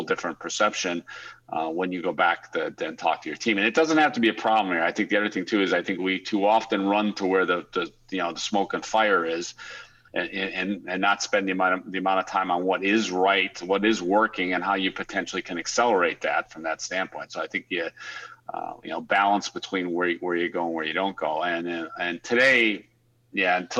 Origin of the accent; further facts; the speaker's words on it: United States; moved away as an adult; also born or lived in Europe / Australia; as an American